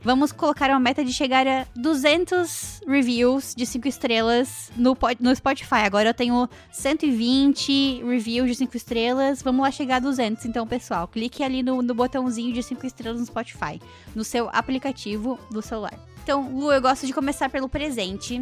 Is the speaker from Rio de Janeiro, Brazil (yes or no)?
no; Joinville, Santa Catarina, Brazil; Lá em Joinville abriu, na minha cidade